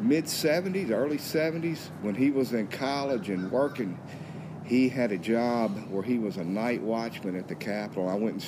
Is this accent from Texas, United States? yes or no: no; Holden, Louisiana, United States; The Arnett brothers I grew up with in Holden